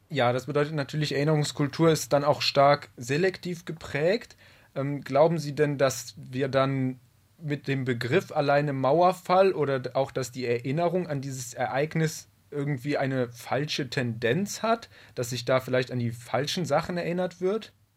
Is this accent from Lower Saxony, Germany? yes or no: no; near Cologne, North Rhine-Westphalia, Germany; ich komme aus der Nähe von Köln